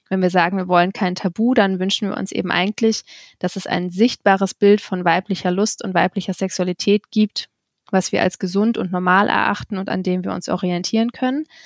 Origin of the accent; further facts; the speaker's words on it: Kiel, Schleswig-Holstein, Germany; moved away; ähm, 32 Jahre alt. Ich bin ursprünglich in Kiel geboren und nachdem ich auch viele Jahre anderweitig in der Welt unterwegs war, wohne ich jetzt auch wieder in Kiel